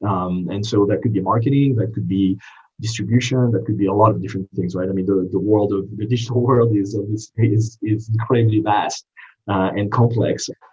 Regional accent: France; English is a second language; moved away as an adult; also born or lived in East Coast, United States; now in United States; I didn't grow up in this country. I grew up in France, uh, but went to business school uh, on the East Coast um, and decided to stay and become a citizen at a later date

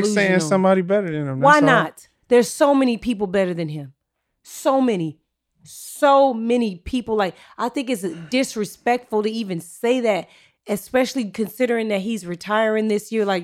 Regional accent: Inglewood, California, United States; I'm from Inglewood.

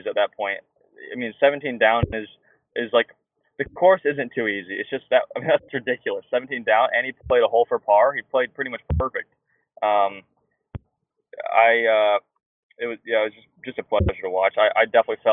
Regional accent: Iowa, United States; I'm from Iowa

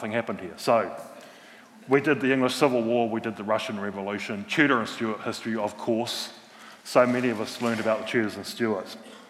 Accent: Christchurch, Canterbury, New Zealand; I'm from Christchurch myself, from a big working class Irish Catholic family here. I was the ninth of nine kids.

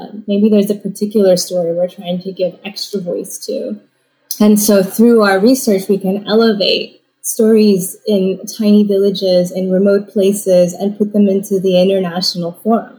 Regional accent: California, United States; also born or lived in Indiana; now in Kent, United States; I'm a child of Taiwanese immigrants who met in Indiana, and so that's where I was born, and then I grew up in California

